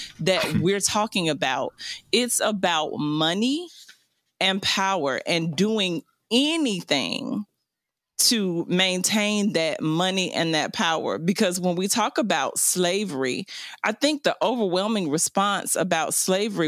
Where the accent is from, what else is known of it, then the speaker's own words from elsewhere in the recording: the South, United States; I am 100% grateful that I was raised in the South. I'm glad that I was raised in the South